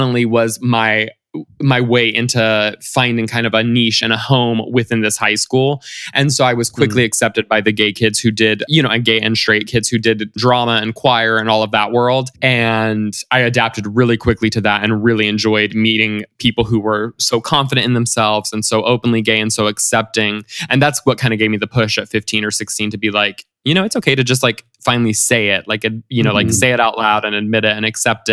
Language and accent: English; Central Florida, United States; moved away as an adult; also born or lived in the South (US); now in Los Angeles, United States; I grew up kind of all over the South when I was younger, but we kind of settled, my family and I settled in Florida, in kind of like Central Florida, close to the beach, but also close to Orlando. And, you know, that's kind of where I came of age, went to high school, college, et cetera